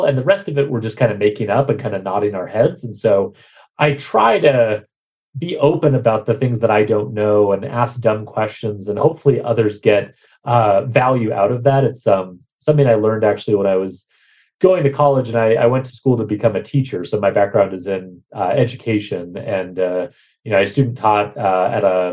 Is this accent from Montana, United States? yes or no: yes; Bozeman, Montana, United States; I was growing up in Bozeman, Montana